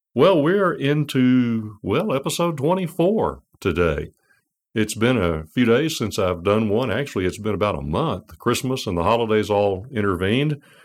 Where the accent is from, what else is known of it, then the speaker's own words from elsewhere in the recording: United States; as an American